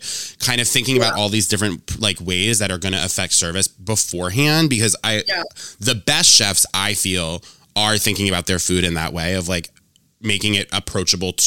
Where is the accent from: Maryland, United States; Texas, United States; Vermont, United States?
Vermont, United States; moved away; I'm East Coast. I grew up in Vermont